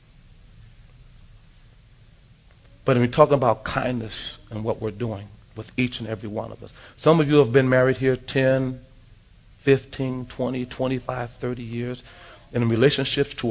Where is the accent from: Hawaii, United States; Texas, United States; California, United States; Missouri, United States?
California, United States; Los Angeles; Growing up in South Central Los Angeles